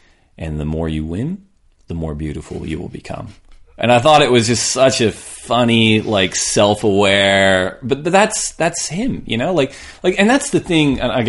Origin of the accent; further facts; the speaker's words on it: California, United States; Like, I'm from California.